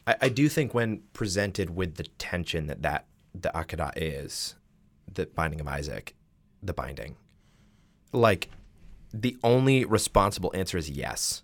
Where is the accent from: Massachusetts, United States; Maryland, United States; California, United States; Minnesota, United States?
Massachusetts, United States; I am from Massachusetts